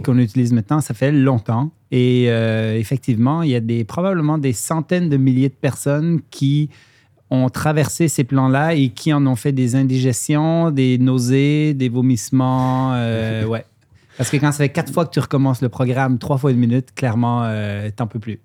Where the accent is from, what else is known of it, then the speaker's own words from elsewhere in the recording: Lac Saint-Jean, Quebec, Canada; accent: mixed Swiss and Quebec; also born or lived in Switzerland; je suis suisse d'origine, immigré à 10 ans au lac Saint-Jean, au nord du Québec.